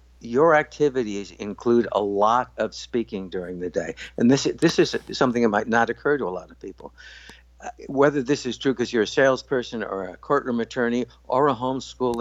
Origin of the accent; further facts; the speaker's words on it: Highland Park, Illinois, United States; I grew up in Highland Park, Illinois